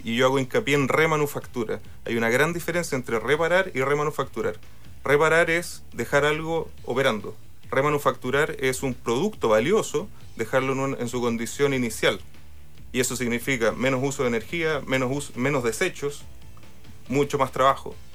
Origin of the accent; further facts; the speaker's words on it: Valparaíso, Chile; yo soy de Valparaíso